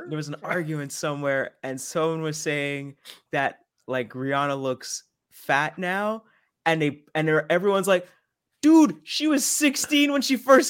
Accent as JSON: {"language": "English", "region": "Quebec", "country": "Canada"}